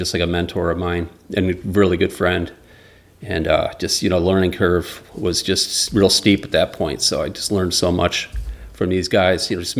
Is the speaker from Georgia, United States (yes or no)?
no; Grand Rapids, Michigan, United States; also born or lived in Buffalo, United States; So when we moved from Grand Rapids to Buffalo, New York, we'd go back, spend the summers in Kalamazoo.